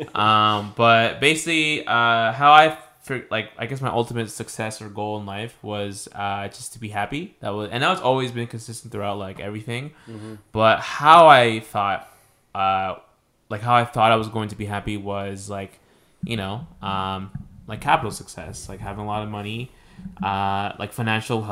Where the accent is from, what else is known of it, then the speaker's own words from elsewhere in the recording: Mexico; I'm not Filipino. I mentioned this before, like I'm Mexican.